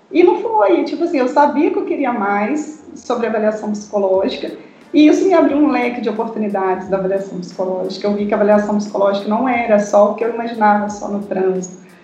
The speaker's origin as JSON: {"language": "Portuguese", "region": "Minas Gerais", "country": "Brazil", "said": "Certo, eu sou mineira, sim."}